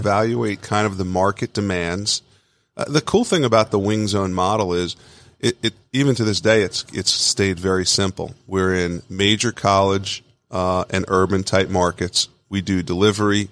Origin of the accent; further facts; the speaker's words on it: Long Island, New York, United States; I grew up in Long Island, New York, but had, uh, have a lot of family in upstate New York in Buffalo